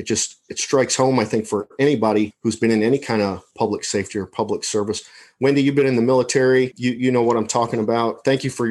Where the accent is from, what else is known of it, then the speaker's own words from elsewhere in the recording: Wyandotte, Michigan, United States; I'm originally from Michigan. I was born in Wyandotte